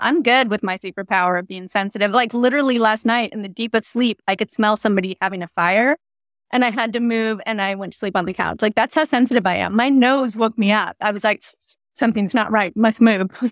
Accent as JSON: {"language": "English", "region": "California", "country": "United States", "said": "being a Californian"}